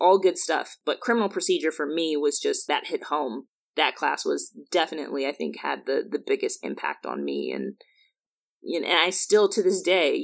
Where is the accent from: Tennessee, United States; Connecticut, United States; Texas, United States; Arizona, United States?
Arizona, United States; Chandler; moved away as an adult; also born or lived in New Jersey / Massachusetts; high school in Chandler, Arizona to Princeton